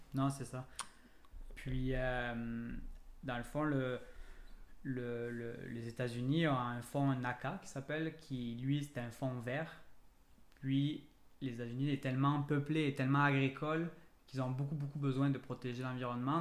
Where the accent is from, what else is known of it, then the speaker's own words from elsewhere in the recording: France; moved away as an adult; now in Quebec, Canada; je suis français d'origine, puis en processus d'immigration.